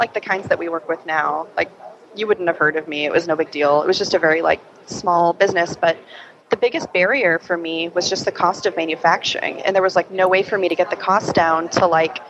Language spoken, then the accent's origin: English; Midwest, United States; I'm a down-home girl. I'm from the Midwest